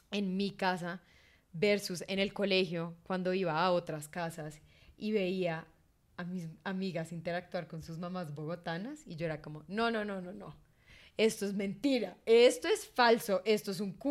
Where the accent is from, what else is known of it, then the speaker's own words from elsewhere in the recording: Caribbean Region, Colombia; Ese sería como mi única falla como costeña.